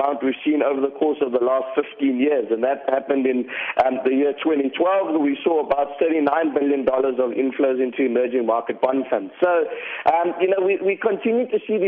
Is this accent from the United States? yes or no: no; South Africa; as South African investors